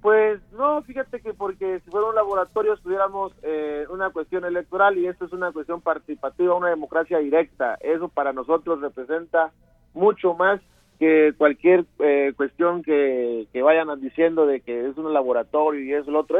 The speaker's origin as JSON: {"language": "Spanish", "town": "Las Choapas", "region": "Veracruz", "country": "Mexico", "tie": "born or raised there", "said": "de la zona donde, de donde yo soy originario, del municipio de Las Chuapas."}